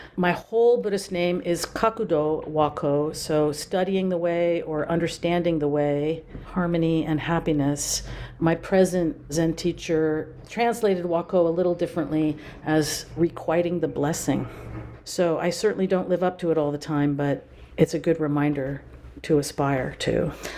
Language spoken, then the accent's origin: English; Napa Valley, California, United States; moved away as an adult; also born or lived in Durham, North Carolina / Baltimore, Maryland; I grew up in the Napa Valley, which is where I am now